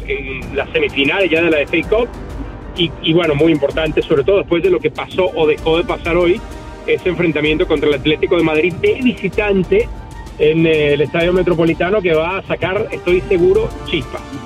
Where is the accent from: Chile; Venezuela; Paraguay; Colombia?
Venezuela; Caracas, Capital District; escuelita de donde salí de Caracas